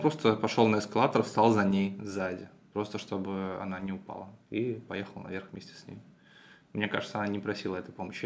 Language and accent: Russian; Petrozavodsk, Republic of Karelia, Russia; Петрозаводска, моего родного города, Карелия